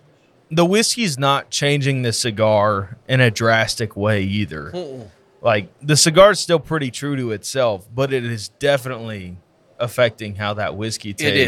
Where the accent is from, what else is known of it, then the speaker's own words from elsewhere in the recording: Indiana, United States; I am born and raised in Indiana.